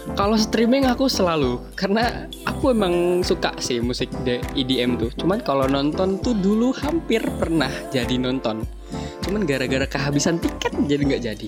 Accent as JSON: {"language": "Indonesian", "area": "near Jakarta", "region": "Greater Jakarta", "country": "Indonesia", "said": "Sebenarnya nggak Jakarta juga, cuman nggak jauh dari Jakarta"}